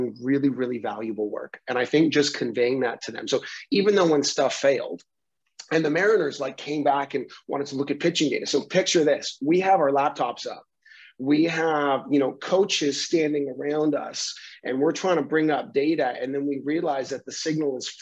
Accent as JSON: {"language": "English", "town": "Vancouver", "region": "British Columbia", "country": "Canada", "said": "we're Canadian, we're from Vancouver, we're like on the West Coast"}